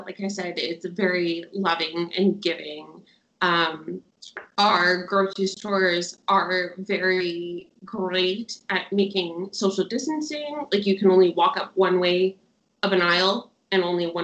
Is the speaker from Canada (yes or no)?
yes; Winnipeg, Manitoba, Canada; moved away as an adult; now in Sydney, Australia; I am from Winnipeg, Manitoba, Canada. I moved here almost 2 years ago to Sydney, Australia